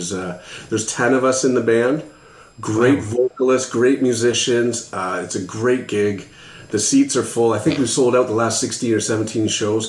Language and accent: English; London, Ontario, Canada; now in Ottawa, Canada; Yeah, so I'm newer to the Ottawa area. I'm actually from London, Ontario, like St. Thomas, that area.